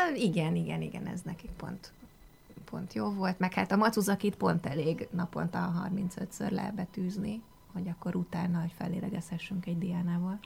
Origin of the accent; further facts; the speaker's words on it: Hungary; first language Hungarian; én itt születtem, itt jártam iskolában, gyakorlatilag itt szocializálódtam.